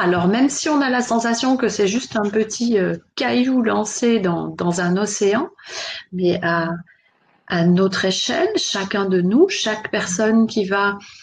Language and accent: French; Switzerland; je suis née, j'ai grandi en Suisse